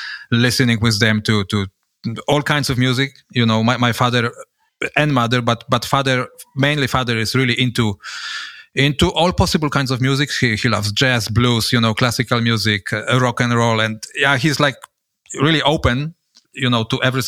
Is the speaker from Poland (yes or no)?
yes; Gdańsk, Pomeranian Voivodeship, Poland; moved away as an adult; now in Switzerland; I was born in Poland, in Gdańsk, north of Poland, the city just, you know, at the shores of the Baltic Sea, in 1975.